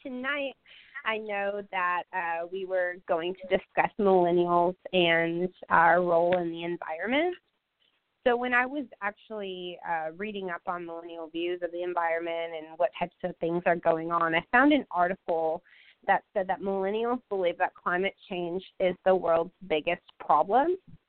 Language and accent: English; Michigan, United States; now in Little Rock, United States; I grew up in Michigan and now I live in Little Rock, Arkansas